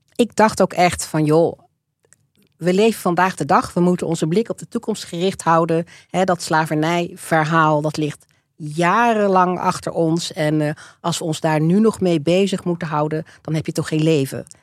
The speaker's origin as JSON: {"language": "Dutch", "country": "Netherlands", "tie": "born or raised there", "also_born_or_lived": "Rotterdam / Wageningen / Leiden", "said": "ik ben opgegroeid in um, Alphen aan de Rijn en in Wageningen."}